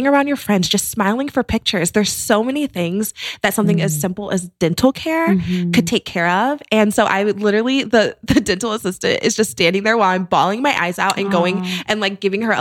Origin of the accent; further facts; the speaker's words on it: Green, Ohio, United States; moved away; I grew up in Akron. I grew up in Green, Ohio, which is like a suburb of Akron